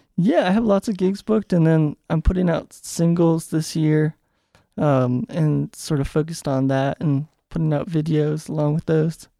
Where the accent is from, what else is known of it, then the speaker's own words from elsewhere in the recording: Charlottesville, Virginia, United States; moved away as an adult; now in Richmond, United States; I grew up in Charlottesville and then, I guess, l, outside of Charlottesville, but, like, thirty minutes away from it.